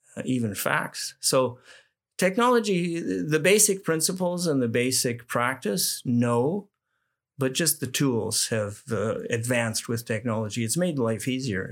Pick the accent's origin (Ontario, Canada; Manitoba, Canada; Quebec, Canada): Manitoba, Canada; as a young guy growing up in Manitoba